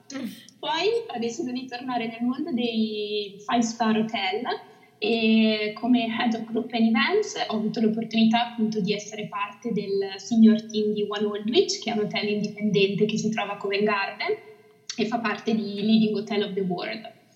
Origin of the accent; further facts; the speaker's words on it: Italy; moved away as an adult; Amo l'Italia, amo la dolce vita italiana ed è proprio per questo che sono tornata nel mio paese